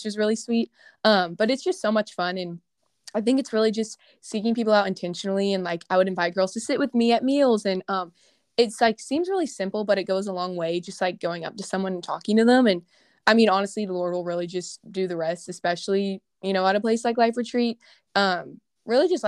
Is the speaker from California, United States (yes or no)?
no; Houston, Texas, United States; moved away as an adult; also born or lived in Louisiana; I'm from Houston, Texas. So me and … are both Texas girls, but I go to LSU right now